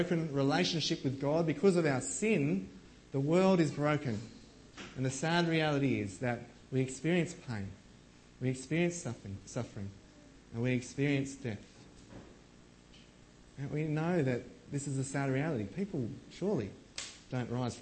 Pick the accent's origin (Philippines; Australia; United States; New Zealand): Australia; as Aussie blokes